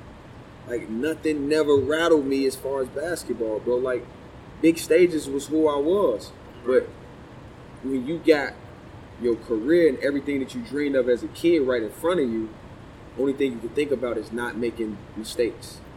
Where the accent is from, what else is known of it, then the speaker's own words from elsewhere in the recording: Chicago, Illinois, United States; I'm from Chicago